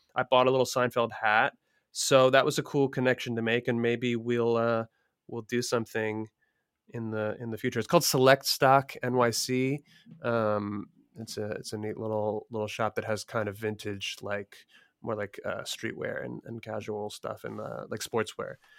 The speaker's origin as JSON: {"language": "English", "town": "Philadelphia", "region": "Pennsylvania", "country": "United States", "tie": "born or raised there", "said": "I'm from Philly, f, or, you know, grew up near Philly and lived in Philly"}